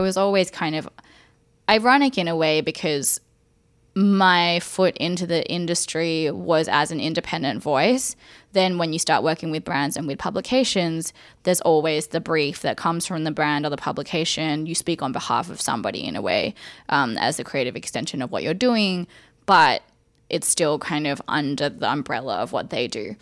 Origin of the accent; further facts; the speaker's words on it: Sydney, New South Wales, Australia; me growing up in Australia